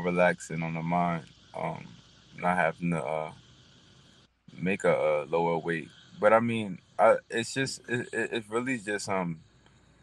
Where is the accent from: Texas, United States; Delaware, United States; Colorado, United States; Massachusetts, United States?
Delaware, United States; When I was in the amateurs and I fought, I was from Delaware